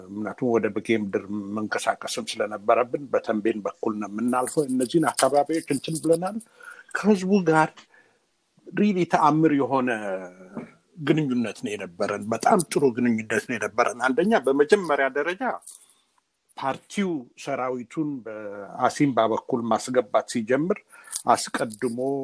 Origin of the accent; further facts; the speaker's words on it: Gondar, Amhara, Ethiopia; moved away as an adult; ወዳደግኩበት አካባቢ አዘዞ ጎንደር አካባቢ ሂጄ ስለነበር የኖርኩባትን ያደግኩባትን ቤት ሁሉ ስላየሁት